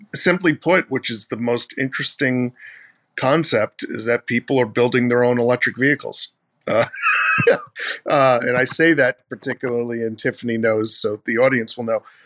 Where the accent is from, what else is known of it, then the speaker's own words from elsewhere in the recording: Mount Vernon, New York, United States; I'm from Mount Vernon, New York